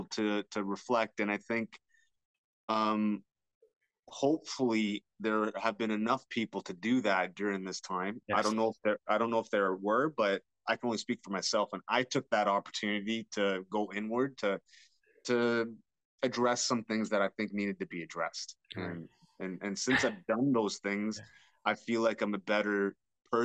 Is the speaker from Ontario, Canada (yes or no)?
yes; London, Ontario, Canada; I was born in London, Ontario.